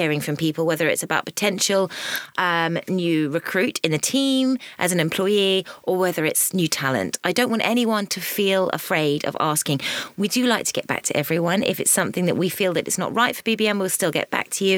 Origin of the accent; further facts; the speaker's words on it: Suffolk, East of England, United Kingdom; moved away; I was a country bumpkin. And I was from Suffolk.